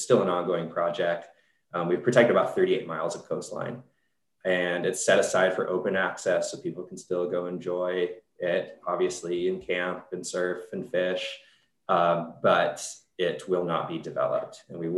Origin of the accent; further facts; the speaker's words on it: Solana Beach, California, United States; Well, I grew up in North San Diego in Solana Beach, Torrey Pines High School, undergrad at UCSD.